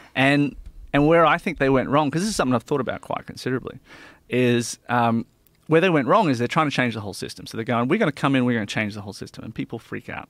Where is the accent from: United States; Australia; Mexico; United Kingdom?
Australia; we as Australian people